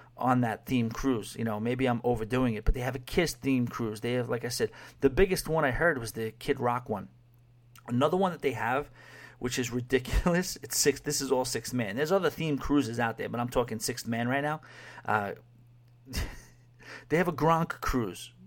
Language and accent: English; New York City, New York, United States; moved away; also born or lived in Long Island; growing up in New York City and Long Island